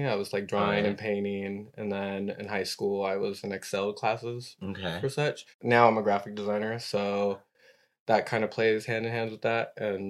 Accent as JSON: {"language": "English", "town": "San Diego", "region": "California", "country": "United States", "tie": "born or raised there", "moved": "as an adult", "said": "I was in San Diego till I was 22. {S0} Okay. {S1} And then I moved to San Francisco, was there for about a year, and I moved to New York."}